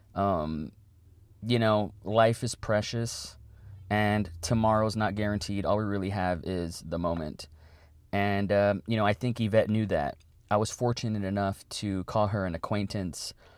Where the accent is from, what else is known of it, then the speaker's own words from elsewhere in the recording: Weslaco, Texas, United States; my hometown